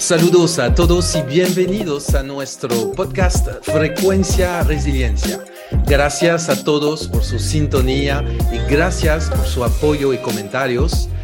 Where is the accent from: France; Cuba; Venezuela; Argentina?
France; now in Dominican Republic; yo soy francés, pero ya dominicanizado desde hace mucho tiempo